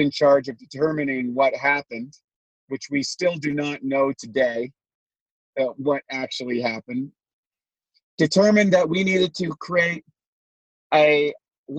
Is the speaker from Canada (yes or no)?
yes; Canada; now in United States; I was born a Canadian, quote unquote. So I lived in the imaginary lines that we call Canada. And I've now been transplanted to the imaginary lines that we call the United States